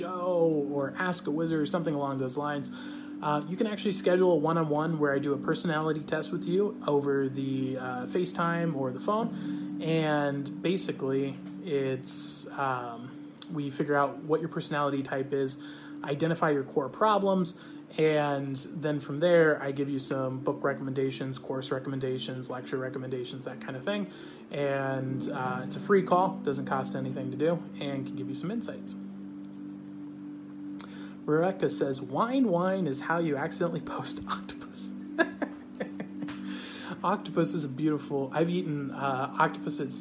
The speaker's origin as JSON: {"language": "English", "country": "United States", "said": "I'm American"}